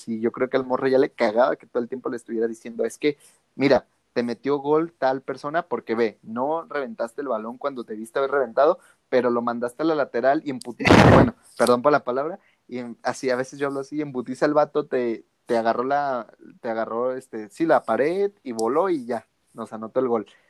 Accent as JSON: {"language": "Spanish", "town": "Guadalajara", "region": "Jalisco", "country": "Mexico", "said": "aquí en Guadalajara, de donde yo soy"}